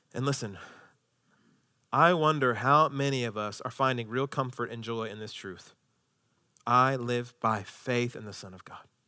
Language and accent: English; United States; as American citizens